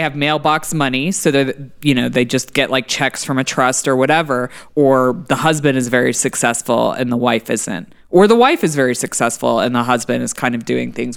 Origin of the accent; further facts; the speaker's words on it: Texas, United States; As a Texan